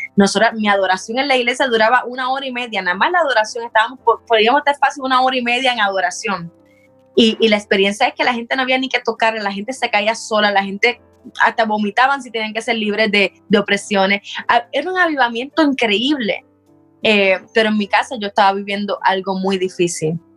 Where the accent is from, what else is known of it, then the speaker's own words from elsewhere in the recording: Puerto Rico; moved away as an adult; estudié en un colegio cristiano en Puerto Rico